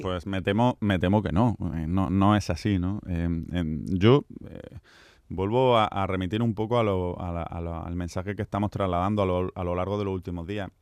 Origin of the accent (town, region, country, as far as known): Andalusia, Spain